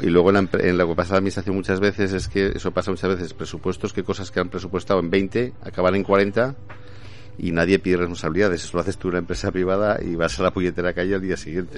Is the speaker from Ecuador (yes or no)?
no; Zaragoza, Aragon, Spain; Yo soy de Zaragoza.